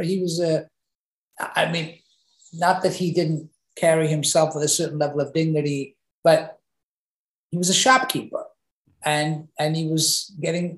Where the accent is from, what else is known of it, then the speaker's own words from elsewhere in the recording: England, United Kingdom; now in United States; I grew up in England